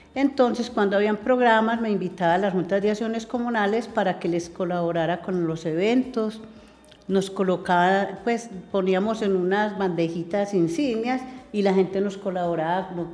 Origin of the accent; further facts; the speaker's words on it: Medellín, Antioquia, Colombia; el pueblito pequeño donde yo nací